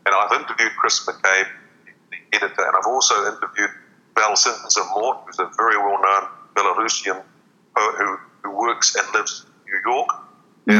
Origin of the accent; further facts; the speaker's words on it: New Zealand; moved away as an adult; also born or lived in Hong Kong / China; I get more published in Te Reo Māori overseas than I do in my home country.